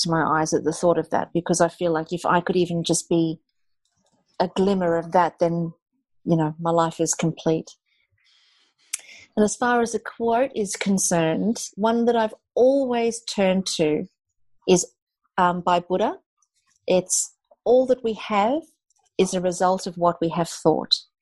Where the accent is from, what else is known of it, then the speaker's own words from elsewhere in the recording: South Africa; I'm South African, and when I grew up in South Africa, it was very much in a time, the time of apartheid